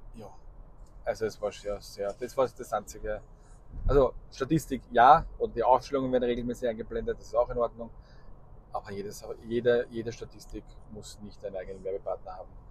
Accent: Austria; bei uns in Österreich

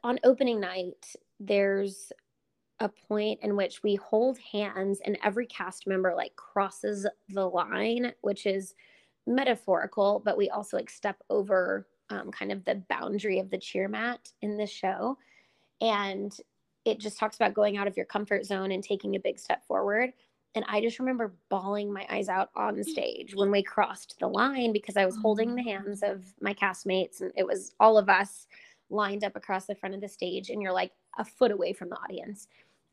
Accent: Dallas, Texas, United States; growing up in Dallas, you're kind of forced to be a Cowboys fan

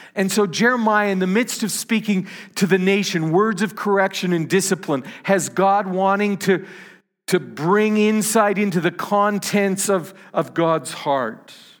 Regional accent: Canada; I'm a Canadian

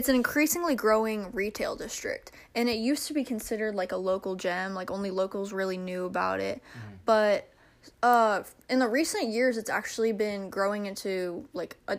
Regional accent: a suburb of Dallas, Texas, United States; I grew up outside the city in a suburb of Dallas

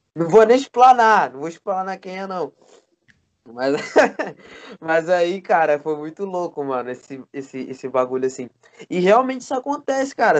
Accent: Rio de Janeiro, Brazil; Eu sou carioca também e também tenho as, as estranhezas daqui

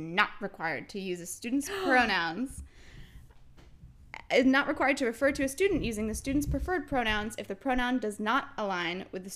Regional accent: New York, United States; growing up in New York

